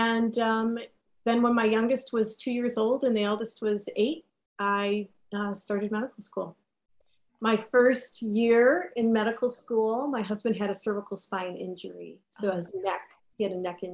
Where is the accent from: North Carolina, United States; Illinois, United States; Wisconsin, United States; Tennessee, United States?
Wisconsin, United States; Milwaukee; I was born and raised in Milwaukee, Wisconsin